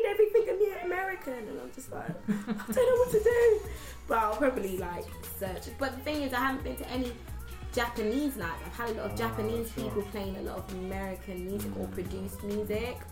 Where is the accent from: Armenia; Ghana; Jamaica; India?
Ghana; now in United Kingdom; I'm Ghanaian